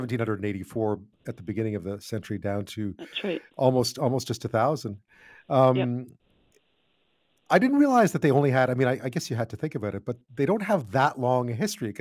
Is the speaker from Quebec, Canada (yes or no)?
yes; Montreal, Quebec, Canada; growing up in Montreal